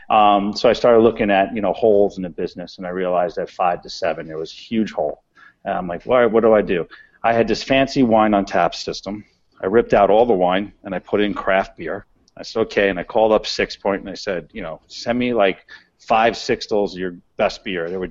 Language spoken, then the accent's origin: English; New York City, New York, United States; I'm a kid from the Bronx